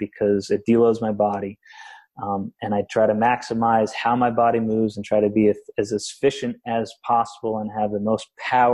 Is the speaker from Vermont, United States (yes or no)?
yes; Vermont, United States; I grew up in Vermont doing manual labor until I was 22